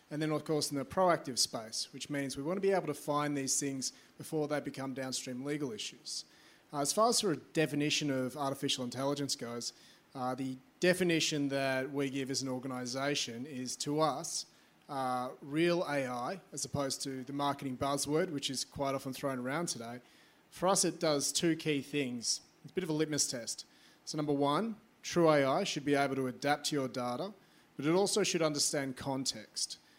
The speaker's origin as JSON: {"language": "English", "country": "Australia", "said": "yeah, I'm from Australia. Uh, g'day."}